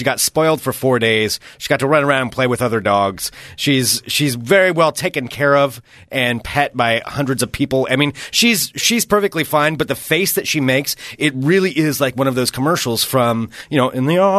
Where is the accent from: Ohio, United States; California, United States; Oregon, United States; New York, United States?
Oregon, United States; Monmouth; moved away; I went down to Monmouth Independence, which is where I am from